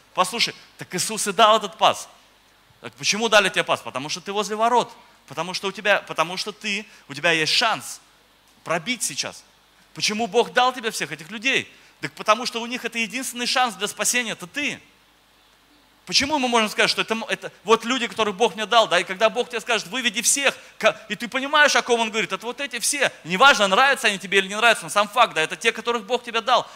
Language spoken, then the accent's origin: Russian; Moscow, Russia; moved away as an adult; now in Oryol, Russia; я вообще сам из Москвы, э, я пастор в Орле, но сам вообще я из Москвы. В Москве родился, жил